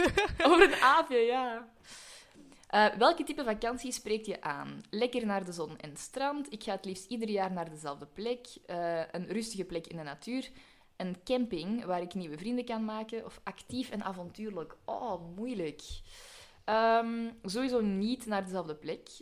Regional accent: Belgium

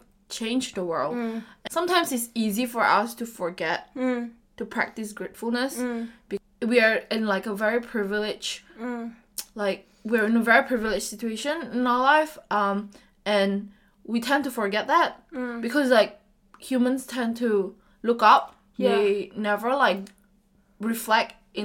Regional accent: Medan, North Sumatra, Indonesia; moved away as an adult; Medan is always home to me

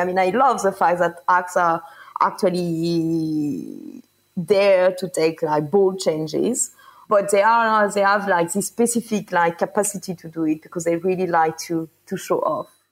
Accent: France; also born or lived in Paris; I am from France

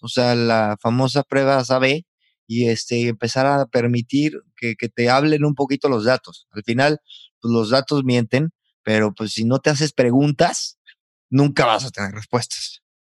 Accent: San Luis Potosí, Mexico; now in Valladolid, Spain; Potosino, viviendo en Valladolid, España

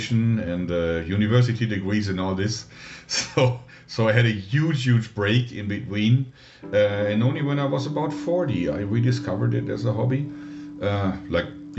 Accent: Dortmund, North Rhine-Westphalia, Germany; I grew up in a suburb of Dortmund, which is a major city in Germany with about 600,000 people in there, right in the Ruhrgebiet area

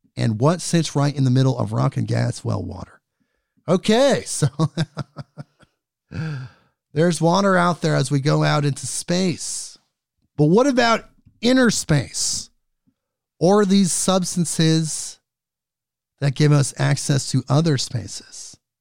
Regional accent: United States; as an American

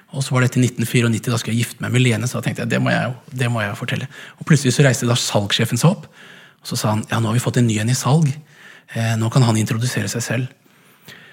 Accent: Langesund, Telemark, Norway; moved away; also born or lived in Haugesund / Edinburgh; jeg kom fra Langesund

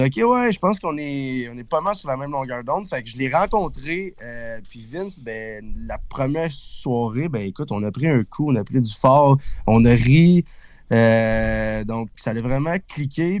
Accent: Berthierville, Quebec, Canada; je viens de Berthierville

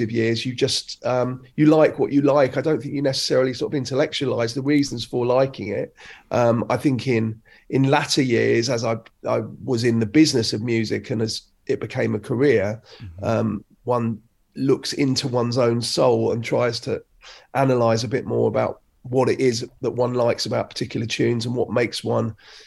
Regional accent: London, United Kingdom; I grew up in Crouch End in North London

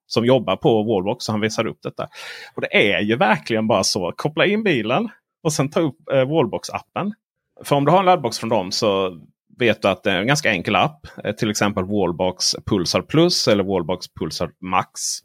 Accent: Blekinge, Sweden; Jag är uppvuxen på, i Blekinges skogar.

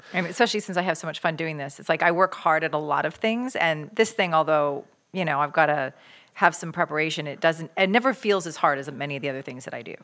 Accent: Canada; I grew up in Canada

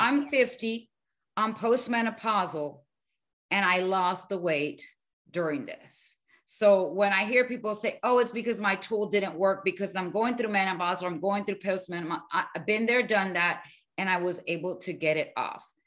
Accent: Miami, Florida, United States; moved away; also born or lived in Arizona / New Mexico; I grew up in Miami

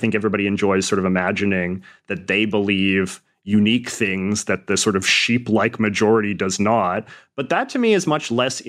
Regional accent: Western Canada, Canada; And I suppose maybe because I grew up in Western Canada and perhaps I was a little bit less indoctrinated with certain shibboleths of sort of Canadian nationalism and patriotism

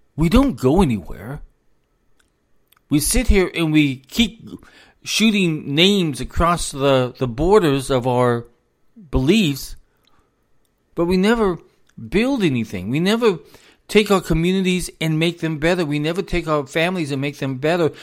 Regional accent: United States; also born or lived in South Carolina; as an American

